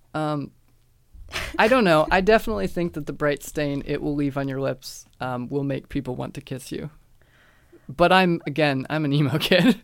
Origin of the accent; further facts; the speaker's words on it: United States; me as an American, I was definitely socialized that way